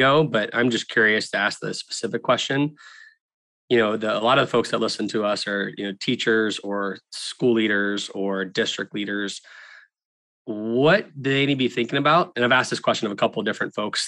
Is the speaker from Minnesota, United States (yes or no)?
no; Tallahassee, Florida, United States; I grew up in Tallahassee, Florida